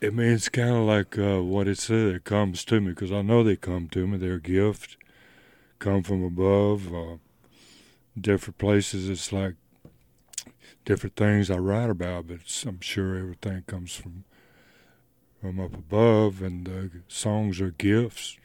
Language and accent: English; Goodwill, Louisiana, United States; also born or lived in Texas / Memphis, Tennessee; now in Leiper's Fork, United States; I grew up in, um, it's a little place called Goodwill, Louisiana.